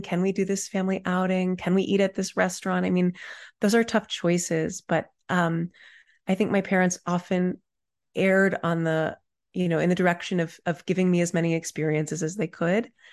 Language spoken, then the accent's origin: English; Dallas, Texas, United States; I grew up in Dallas, Texas in the nineties.